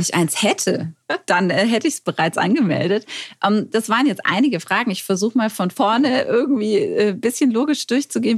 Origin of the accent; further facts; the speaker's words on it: Stuttgart, Baden-Württemberg, Germany; ich als Stuttgarterin bin auch sowas von verliebt in meine Stadt